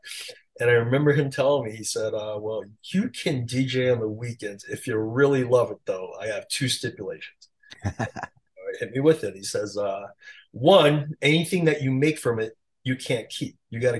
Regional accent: Queens, New York, United States; I just met a bunch of young DJs at the time growing up in Queens.

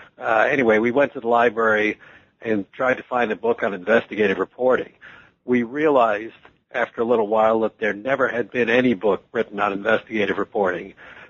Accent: Washington, District of Columbia, United States; also born or lived in Detroit / Atlanta; now in New York City, United States; I was born in Washington, D.C.

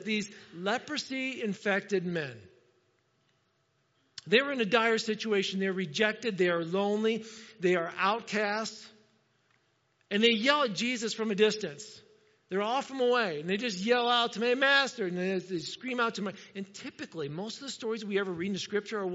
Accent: Indiana, United States; moved away; I'm from Indiana

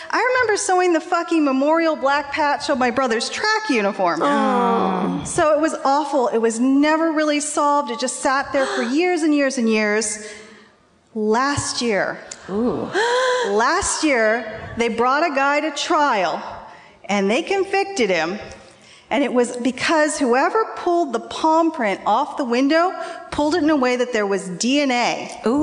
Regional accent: Ventura, California, United States; I'm from up the coast a little ways, uh, Ventura.

